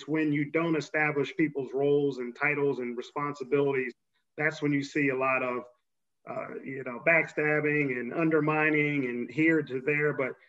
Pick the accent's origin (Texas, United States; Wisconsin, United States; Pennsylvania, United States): Pennsylvania, United States; Philadelphia; moved away as an adult; also born or lived in Princeton, New Jersey / Massachusetts; I'm from Philadelphia, Philadelphia area.